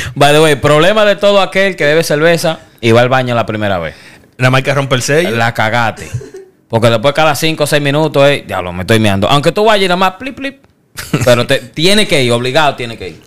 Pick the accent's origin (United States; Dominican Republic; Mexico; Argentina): Dominican Republic; moved away